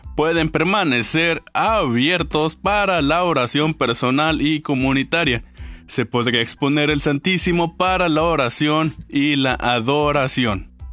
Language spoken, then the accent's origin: Spanish; Mexico; como, como mexicanos